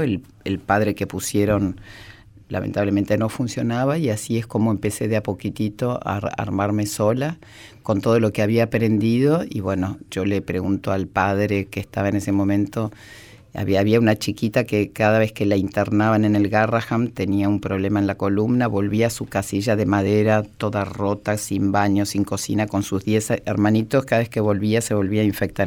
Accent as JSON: {"language": "Spanish", "country": "Argentina", "tie": "born or raised there", "also_born_or_lived": "Spain", "said": "Después se fueron a España, yo nací en España. Y bueno, después se vinieron a la Argentina"}